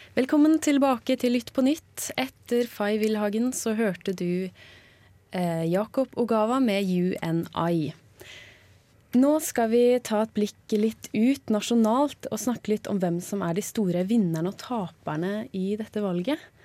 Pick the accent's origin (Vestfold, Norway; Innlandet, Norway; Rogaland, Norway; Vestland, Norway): Vestland, Norway; Bergen; also born or lived in Oslo; jeg er født i Oslo, men oppvokst i Bergen